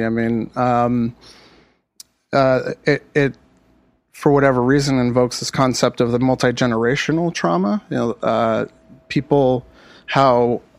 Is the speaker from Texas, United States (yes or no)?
no; California, United States; I could speak from experience where I grew up in the Antelope Valley, traditionally very conservative part of, especially for California, very conservative state.